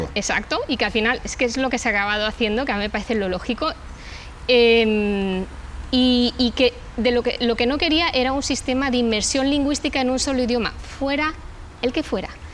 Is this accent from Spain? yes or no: yes; Valencian Community, Spain